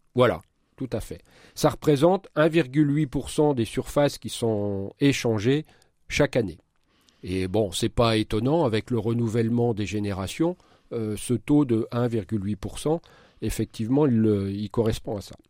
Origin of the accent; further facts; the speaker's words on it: Marne, Grand Est, France; chez nous dans la Marne